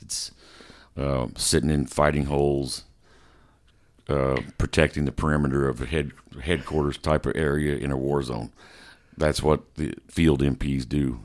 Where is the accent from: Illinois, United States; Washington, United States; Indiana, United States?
Indiana, United States; Terre Haute; I was born in Terre Haute, Indiana